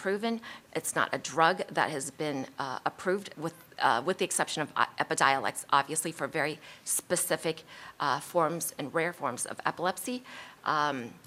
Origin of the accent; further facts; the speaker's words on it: Colorado, United States; I'm from Colorado